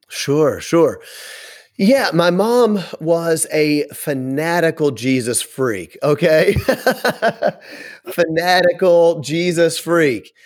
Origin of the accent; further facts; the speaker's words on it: Memphis, Tennessee, United States; moved away as an adult; now in Wisconsin, United States; I'm from Memphis